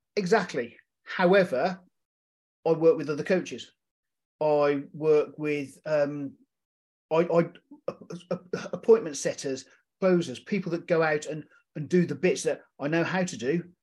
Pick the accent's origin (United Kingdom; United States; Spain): United Kingdom; being a British vet, uh, a military veteran